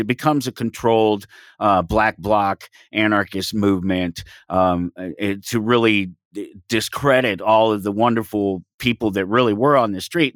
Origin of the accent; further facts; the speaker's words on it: Denver, Colorado, United States; I grew up in Denver, Colorado, um, on the streets, single parent